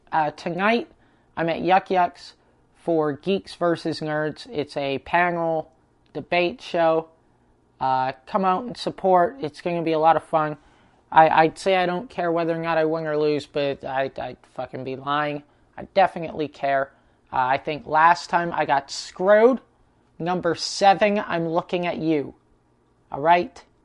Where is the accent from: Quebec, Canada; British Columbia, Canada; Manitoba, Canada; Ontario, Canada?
British Columbia, Canada; Prince George; moved away; my hometown in Prince George